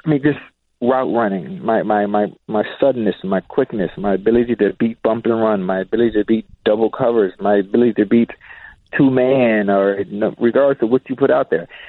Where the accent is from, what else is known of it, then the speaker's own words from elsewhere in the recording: Miami, Florida, United States; as a young kid growing up in Liberty City